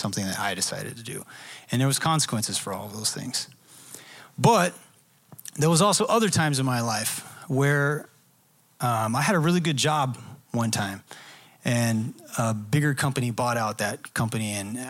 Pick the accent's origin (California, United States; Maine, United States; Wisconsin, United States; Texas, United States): Texas, United States; Dallas; I'm from the Dallas area